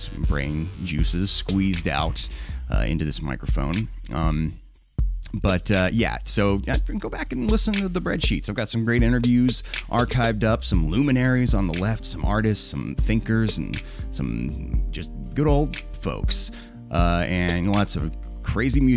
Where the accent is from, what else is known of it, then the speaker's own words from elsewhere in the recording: the Bible Belt, United States; growing up in the Bible Belt